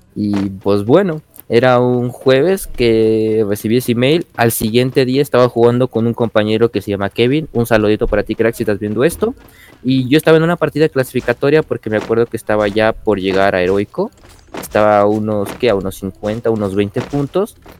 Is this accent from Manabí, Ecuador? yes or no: no; Quito, Pichincha, Ecuador; yo soy de Ecuador, de lo que sería la ciudad de Quito